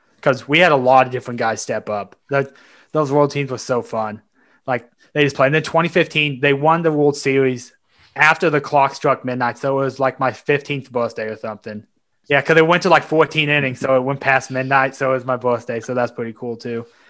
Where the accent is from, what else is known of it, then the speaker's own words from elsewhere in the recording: Kansas, United States; in Kansas, I'm from Kansas.